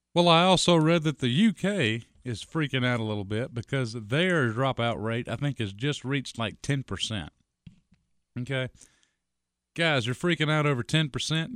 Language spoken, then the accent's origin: English; United States; I'm an American